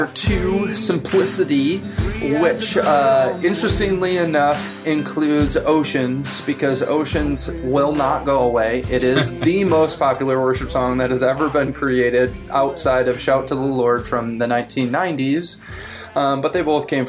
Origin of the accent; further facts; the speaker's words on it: Grand Haven, Michigan, United States; I'm from Grand Haven. We're both in Michigan